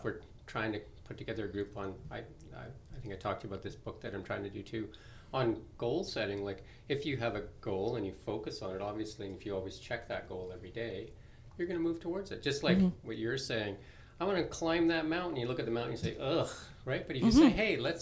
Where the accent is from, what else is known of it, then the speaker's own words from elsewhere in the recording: Midway, British Columbia, Canada; when I was growing up in Midway